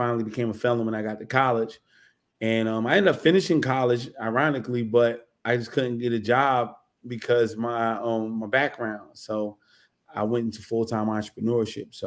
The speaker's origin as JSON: {"language": "English", "town": "Newark", "region": "New Jersey", "country": "United States", "tie": "born or raised there", "said": "I'm born and raised in Newark, New Jersey"}